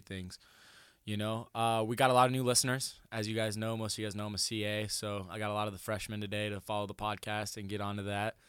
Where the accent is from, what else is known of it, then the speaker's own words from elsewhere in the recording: Denison, Iowa, United States; moved away; I'm from Denison